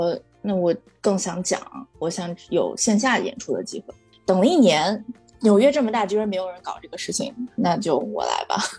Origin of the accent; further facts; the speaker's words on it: Shaanxi, China; 然后我是个陕西人，喜欢吃拉面，就很很很草率的定了一个官方用名。